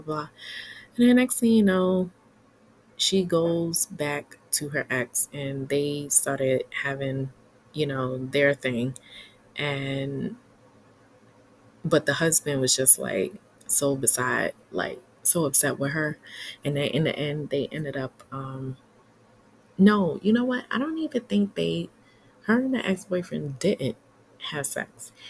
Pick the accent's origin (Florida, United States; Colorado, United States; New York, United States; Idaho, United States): New York, United States; New York City; as a New Yorker